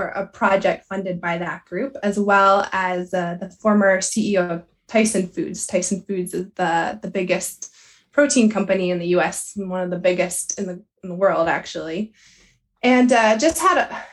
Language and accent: English; Southeast Pennsylvania, United States; I grew up in Southeast Pennsylvania in Pony Club background here